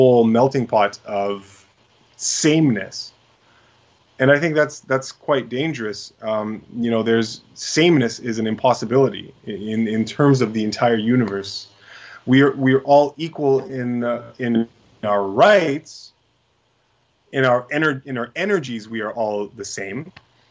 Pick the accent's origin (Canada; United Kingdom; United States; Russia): Canada